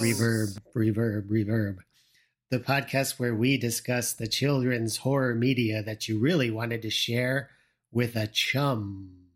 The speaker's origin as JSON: {"language": "English", "region": "Illinois", "country": "United States", "tie": "born or raised there", "said": "I grew up in Illinois"}